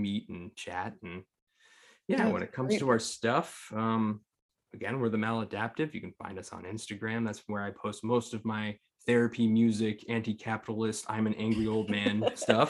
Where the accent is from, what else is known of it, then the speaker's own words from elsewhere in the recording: Amherst, Massachusetts, United States; we grew up in Amherst, Mass